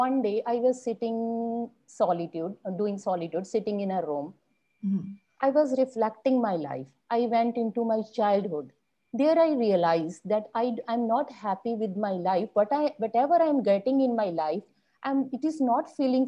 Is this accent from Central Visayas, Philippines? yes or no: no; Bacolod, Negros Island Region, Philippines; Bacolod city. That is the city I belong to. I live here. That is my hometown